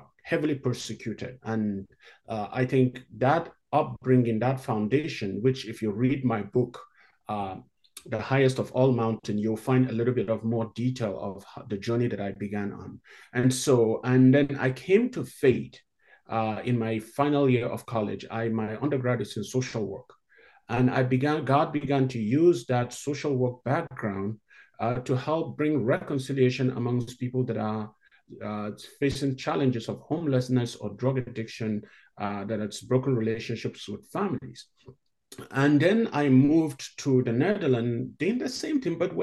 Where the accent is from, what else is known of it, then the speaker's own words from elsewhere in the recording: Northern Nigeria, Nigeria; moved away as an adult; also born or lived in South Africa / Hawaii / Chicago; now in Canada; I grew up in Northern Nigeria, where Christians are in the minority